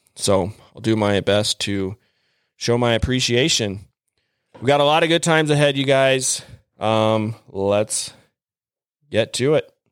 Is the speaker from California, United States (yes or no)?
no; Mapleton, Utah, United States; growing up in Mapleton, Utah, I guess I'd say growing up, I moved there in eighth grade